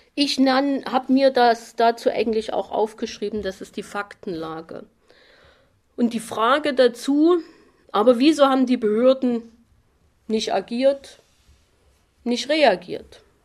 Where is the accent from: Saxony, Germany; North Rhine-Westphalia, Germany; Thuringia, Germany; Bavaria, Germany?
Saxony, Germany; Chemnitz; Bei uns in Chemnitz